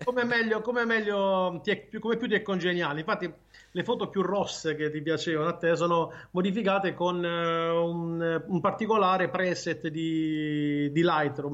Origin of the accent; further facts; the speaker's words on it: Martina Franca, Apulia, Italy; Io sono di Martina Franca.